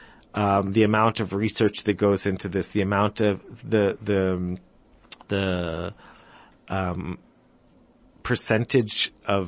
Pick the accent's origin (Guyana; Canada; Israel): Israel; Jerusalem, Jerusalem District; also born or lived in United States / England; I'm from Jerusalem. I grew up in Jerusalem.